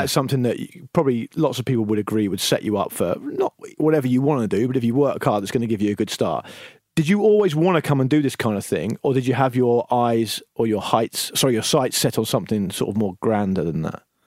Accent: Portsmouth, South East England, United Kingdom; when I grew up in Portsmouth

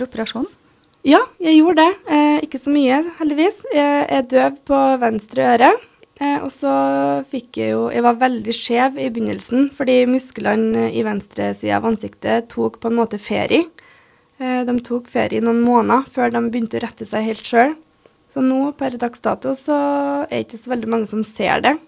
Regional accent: Røros, Trøndelag, Norway; Jeg er født og oppvokst her på Røros

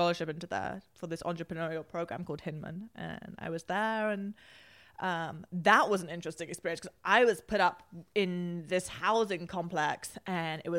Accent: London, United Kingdom; moved away; also born or lived in Washington, D.C.; I grew up in Highgate, North London, which is probably 30 minutes from Oxford Street

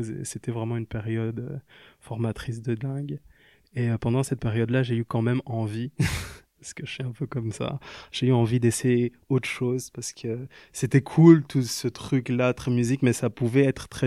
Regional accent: Liège, Wallonia, Belgium; also born or lived in Kinshasa; Je viens de Liège et de Kinshasa.

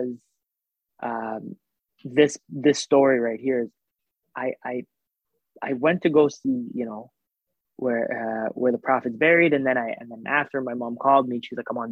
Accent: Canada; also born or lived in Saudi Arabia; we lived in Saudi Arabia up until I was about maybe like 7 or 8. And then we immigrated to Canada.

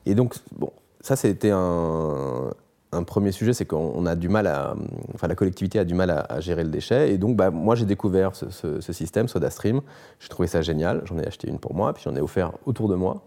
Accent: Brittany, France; also born or lived in Australia; je suis breton, je fais du bateau

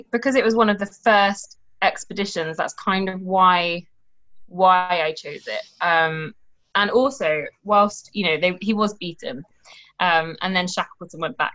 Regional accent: United Kingdom; We'll we'll do it. We're British.

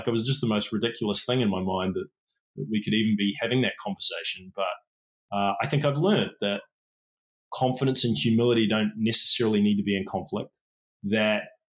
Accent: England, United Kingdom; born there; I was born in England. My father's English. My mum's a Kiwi.

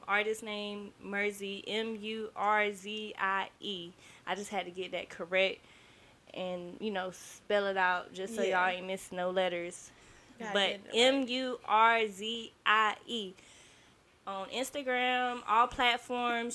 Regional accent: Hollister, North Carolina, United States; I'm from Hollis, North Carolina, a very small community

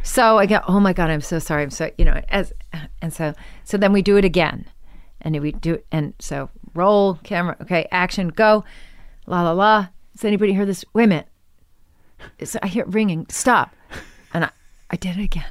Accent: Washington, District of Columbia, United States; also born or lived in New York; now in Los Angeles, United States; I was born in New York, and then I moved to Washington when I was, like, eight.

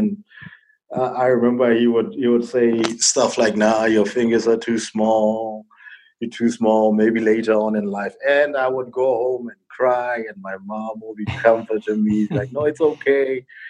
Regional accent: Botswana; Well, I'm actually from Botswana, and I was born in a Christian family.

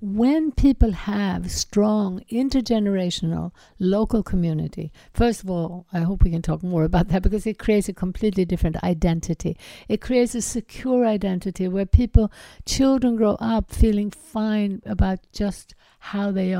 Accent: Sweden; I grew up in Sweden

